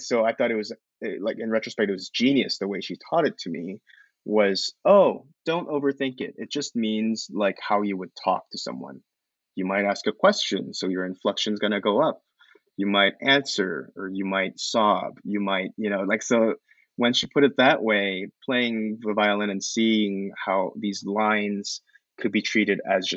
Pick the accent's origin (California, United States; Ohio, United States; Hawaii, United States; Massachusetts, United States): Ohio, United States; Columbus; moved away; also born or lived in New York; He and I grew up in Columbus together